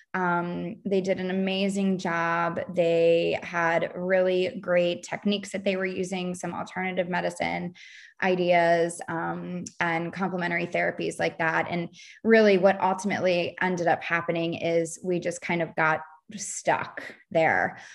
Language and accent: English; Baltimore, Maryland, United States; moved away as an adult; now in Charleston, United States; I'm from Baltimore, Maryland, living in the suburbs of Baltimore. Went to a college there